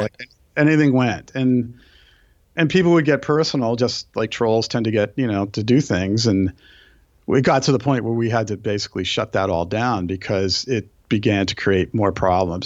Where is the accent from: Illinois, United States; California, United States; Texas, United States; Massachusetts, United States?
Massachusetts, United States; Brookline; moved away; I grew up on the East Coast, so my f, I grew up in a town where, where John Kennedy was actually